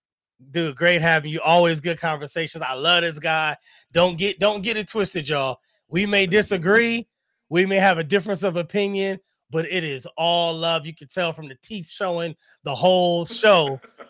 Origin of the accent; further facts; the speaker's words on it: Bed-Stuy, New York, United States; I come from Bed-Stuy.